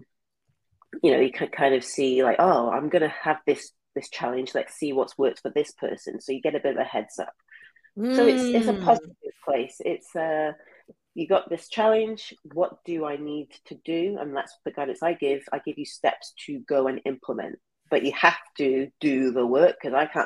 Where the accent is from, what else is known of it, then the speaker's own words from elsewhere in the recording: England, United Kingdom; moved away; I'm from England